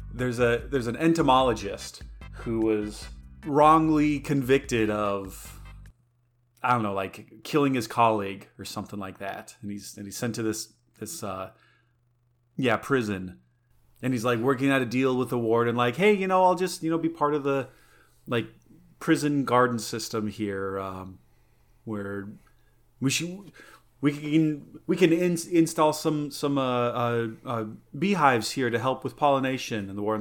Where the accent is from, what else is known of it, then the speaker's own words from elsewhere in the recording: Rio de Janeiro, Brazil; I was born here and I was raised here in Rio de Janeiro.